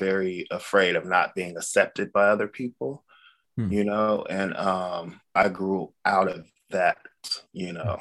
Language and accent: English; Los Angeles, California, United States; also born or lived in Sacramento / Culver City; I was born in Culver City, Los Angeles, and I kind of grew up both in Los Angeles and Sacramento